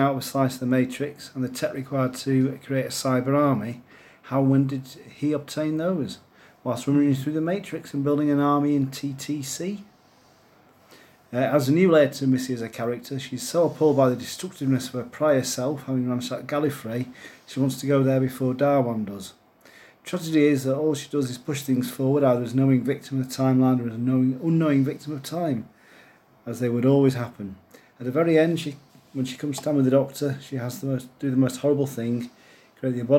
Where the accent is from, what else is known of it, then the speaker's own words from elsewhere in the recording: Stockport, North West England, United Kingdom; my hometown of Stockport